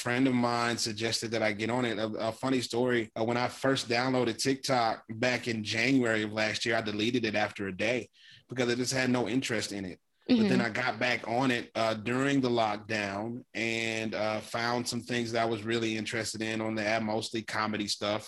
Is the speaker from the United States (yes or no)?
yes; Louisiana, United States; I live in Louisiana, and this is where I grew up.